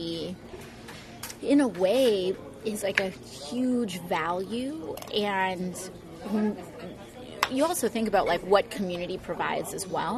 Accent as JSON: {"language": "English", "town": "New York City", "region": "New York", "country": "United States", "tie": "born or raised there", "also_born_or_lived": "Puerto Rico", "said": "My family, a lot of my family is from Hunts Point, like Longwood, Southern Boulevard area. So I grew up a lot around there"}